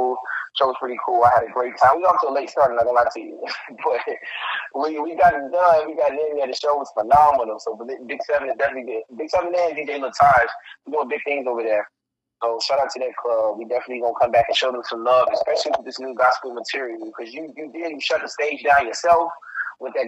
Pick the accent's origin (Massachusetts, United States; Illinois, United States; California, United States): Illinois, United States; Chicago; I'm from Chicago, so I'm from the south